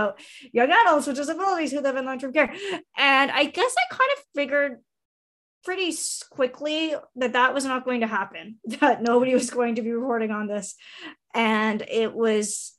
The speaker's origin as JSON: {"language": "English", "region": "Southwestern Ontario", "country": "Canada", "tie": "born or raised there", "also_born_or_lived": "Toronto / Whitehorse, Yukon / Saint John, New Brunswick", "lives_now": "Ottawa, Canada", "said": "I grew up in Southwestern Ontario"}